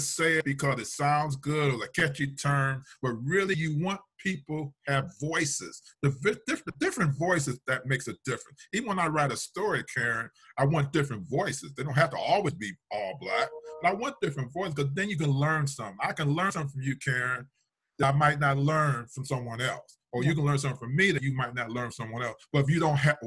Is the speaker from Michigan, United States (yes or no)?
yes; Detroit, Michigan, United States; now in Minnesota, United States; I was born in Detroit